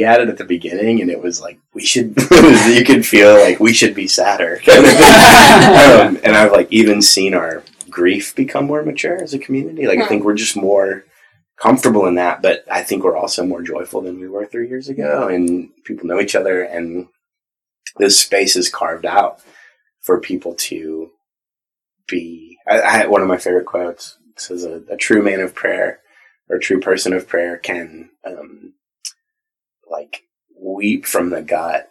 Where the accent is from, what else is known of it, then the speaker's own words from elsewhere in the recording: Southern California, United States; I grew up in Southern California.